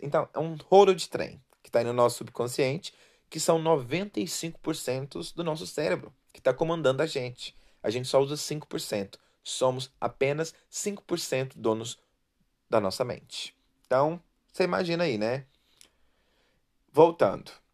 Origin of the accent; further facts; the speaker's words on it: Brazil; eu vivi, nasci no Brasil